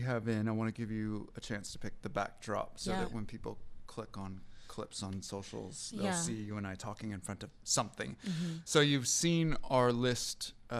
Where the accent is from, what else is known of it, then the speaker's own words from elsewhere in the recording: Bremerton, Washington, United States; also born or lived in Moses Lake, Washington; I'm from Moses Lake? Moses Lake family. Moses Lake, grew up in Bremerton.